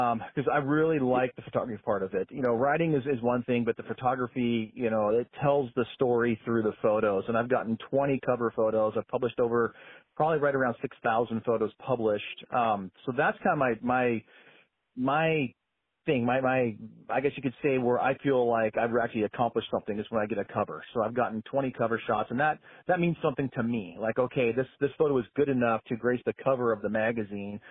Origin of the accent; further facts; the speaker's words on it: Chelan, Washington, United States; now in western Washington, United States; I grew up in Lake Chelan